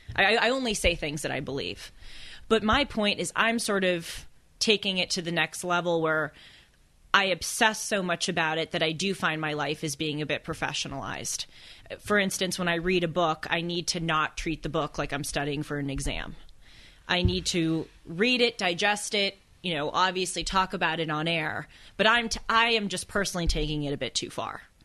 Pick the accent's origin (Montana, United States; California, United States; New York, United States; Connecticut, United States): California, United States; Los Angeles; born or raised there